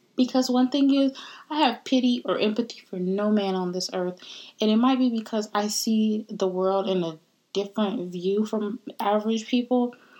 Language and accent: English; United States; also born or lived in Caribbean (roots); the very nice and polite version of me is the American version because I was born in America